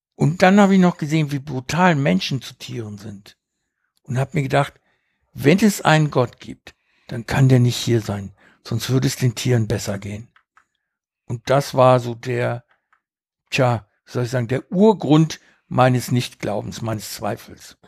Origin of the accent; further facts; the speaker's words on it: Uruguay; moved away; Ich bin ja auf einer Farm aufgewachsen in Uruguay